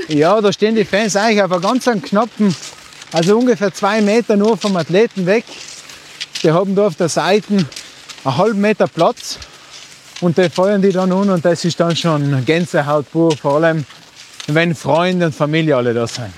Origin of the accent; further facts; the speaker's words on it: South Tyrol, Trentino-Alto Adige, Italy; das ist meine Heimat, dort trainiere ich